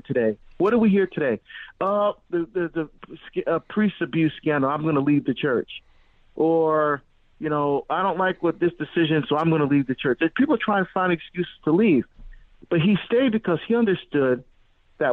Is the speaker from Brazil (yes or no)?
no; Hillside, New Jersey, United States; also born or lived in Barbados; I was born in Barbados in the West Indies, but I grew up in New Jersey.